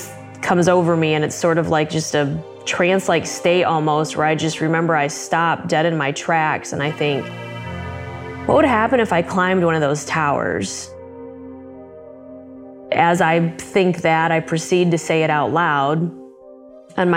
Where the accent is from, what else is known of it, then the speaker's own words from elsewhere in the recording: Southwest Michigan, United States; I grew up in Southwest Michigan in what I would consider to be a fairly rural area